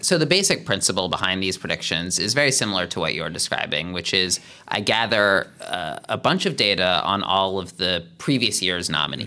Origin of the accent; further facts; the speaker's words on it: Philadelphia, Pennsylvania, United States; moved away as an adult; also born or lived in Cambridge, Massachusetts; now in Los Angeles, United States; I'm from the Philadelphia area